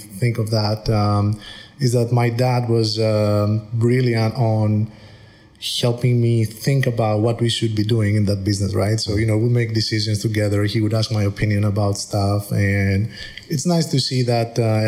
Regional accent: Greece; moved away as an adult; also born or lived in United States / United Kingdom / Dubai / Switzerland; now in Singapore; I was born and raised in Greece

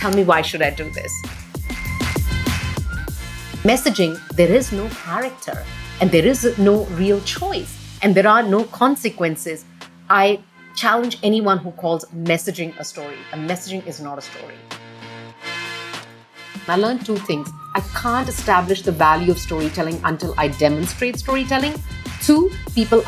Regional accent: India; moved away as an adult; also born or lived in Australia; now in Singapore; I'm born and brought up in India. I left India when I was only about 20 years old

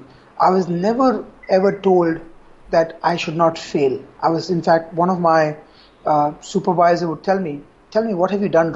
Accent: Kolkata, West Bengal, India; moved away as an adult; also born or lived in Singapore / Hong Kong; I grew up in Calcutta

